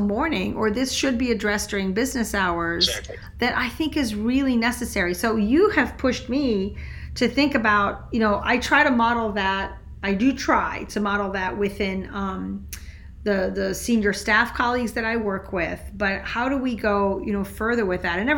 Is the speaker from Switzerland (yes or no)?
yes; Switzerland; moved away; also born or lived in France; I grew up in Switzerland